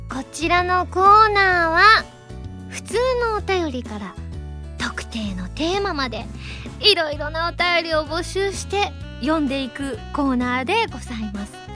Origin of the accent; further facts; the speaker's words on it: Kansai, Japan; 私関西人なので